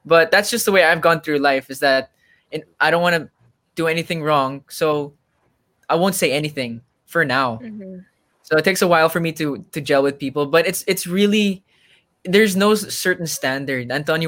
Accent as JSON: {"language": "English", "country": "Germany", "tie": "born or raised there", "said": "I grew up in Germany with a lot of different, you know, people from different, like from different backgrounds, different races, rich, poor. All my friends, like none of them had the same nationality. So I was the only Filipino."}